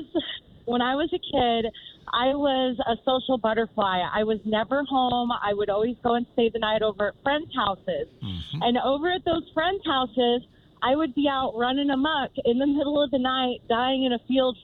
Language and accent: English; Laughlin, Nevada, United States; I'm actually from Laughlin, Nevada, which is just about an hour and a half away from Las Vegas.